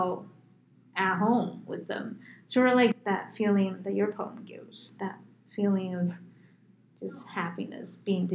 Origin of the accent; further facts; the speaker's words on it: New York, United States; moved away; also born or lived in Phoenix, Arizona; I grew up in New York, so New York is very tall